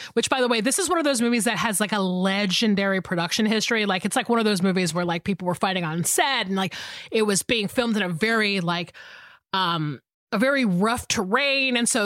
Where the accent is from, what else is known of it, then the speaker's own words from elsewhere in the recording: Georgia, United States; moved away as an adult; I am from Georgia